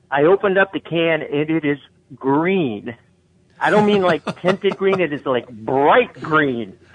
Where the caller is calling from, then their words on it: Wyandotte, Michigan, United States; I'm the guy from Wyandotte.